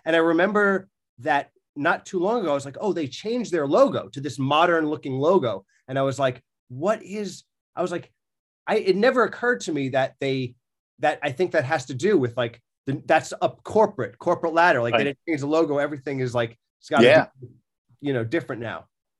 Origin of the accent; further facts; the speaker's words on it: New York, United States; I'm from Long Island.